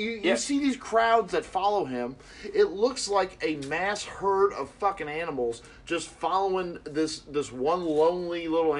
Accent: Cincinnati, Ohio, United States; Then obviously we're from Cincinnati, so we know they got Carlos Dunlap, okay?

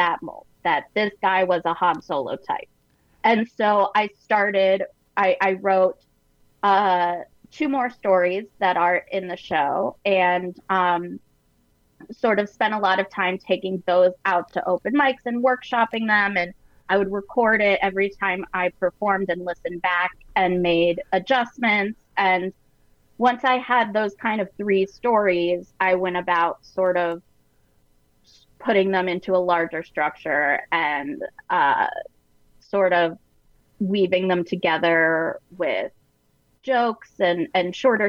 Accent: Sarasota, Florida, United States; moved away; that's actually my hometown

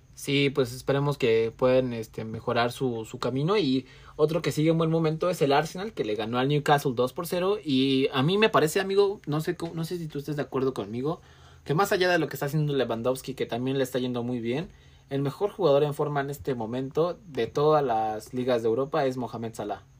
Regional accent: Mexico; soy mexicano

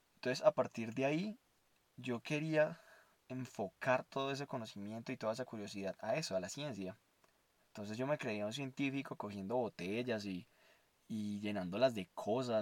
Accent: Armenia, Quindío, Colombia; moved away; also born or lived in Bogotá; quería irme de Bogotá a mi, a mi pueblo natal, en Armenia Quindío

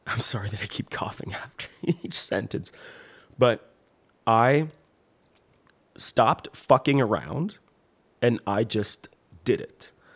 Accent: Quebec, Canada; accent: French; English is a second language

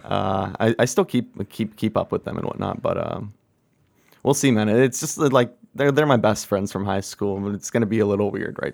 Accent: Ontario, Canada; now in British Columbia, Canada; I'm from Ontario

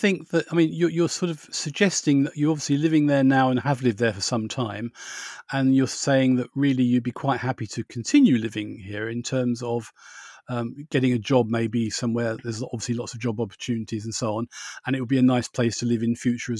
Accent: Borehamwood, East of England, United Kingdom; I was a young person once and I grew up in Borehamwood, but that's many years ago. And I think it was quite a nice place to grow up in.

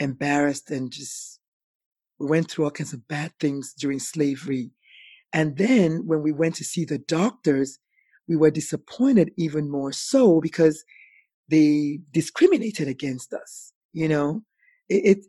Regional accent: Nigeria; moved away; As an African, as a Nigerian

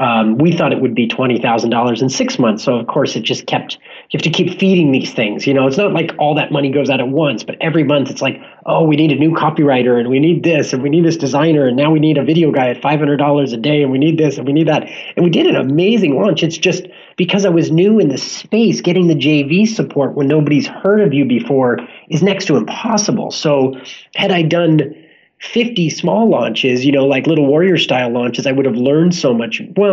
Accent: Los Angeles, California, United States; now in San Diego, United States; But, you know, I grew up in Los Angeles, so it's kind of homogenous for me.

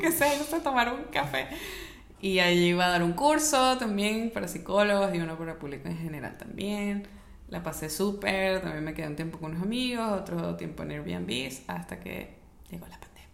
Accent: Mérida, Venezuela; born or raised there; moved away

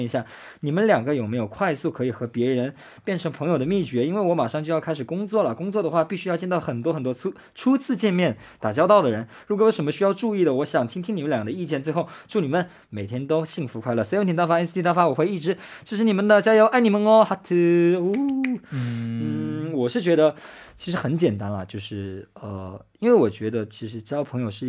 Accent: Japan; Chinese is a second language; Hello，

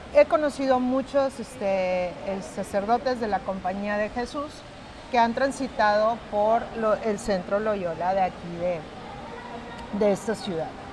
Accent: Mexico; todas las carecías que había en mi país

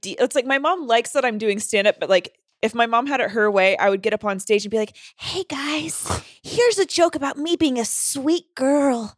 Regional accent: North Carolina, United States; moved away; I'm from North Carolina

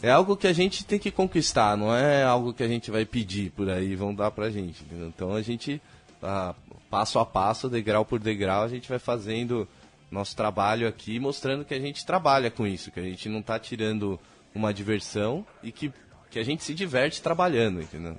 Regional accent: Brazil; a gente é brasileiro, a gente não é americano, nossa língua não é o inglês

